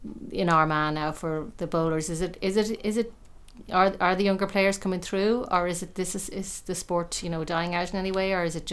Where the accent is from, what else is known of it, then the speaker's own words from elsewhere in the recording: Dublin, Leinster, Ireland; I'm actually from Dublin.